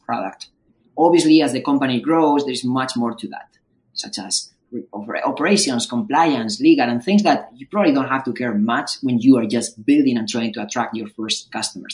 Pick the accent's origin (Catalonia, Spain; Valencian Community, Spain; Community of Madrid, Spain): Community of Madrid, Spain; Madrid; moved away as an adult; now in Bay Area, United States; I'm also from Madrid